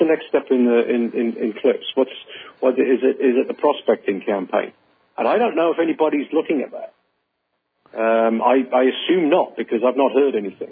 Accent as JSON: {"language": "English", "region": "Northern Indiana", "country": "United States", "accent": "Northern Indiana", "said": "my Northern Indiana accent."}